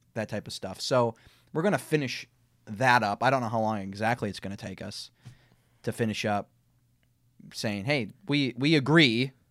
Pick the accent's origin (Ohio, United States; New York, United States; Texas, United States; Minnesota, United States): Minnesota, United States; accent: Minnesotan; my Minnesotan accent